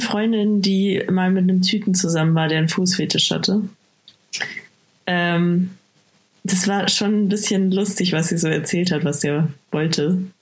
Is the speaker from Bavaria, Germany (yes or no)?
yes; Bad Aibling, Bavaria, Germany; moved away; ich komme ja aus Bad Aibling ursprünglich